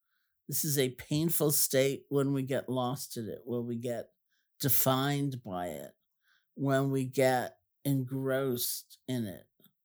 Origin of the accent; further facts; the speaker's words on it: New York City, New York, United States; oh, I grew up in Washington Heights. Like, ooh, you know, you're right around the corner.